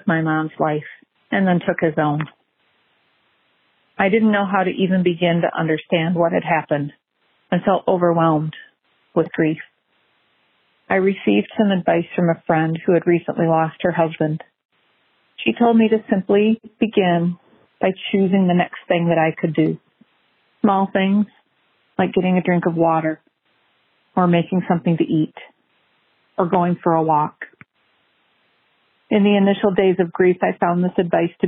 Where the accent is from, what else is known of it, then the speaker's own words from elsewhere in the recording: Michigan, United States; I'm from Michigan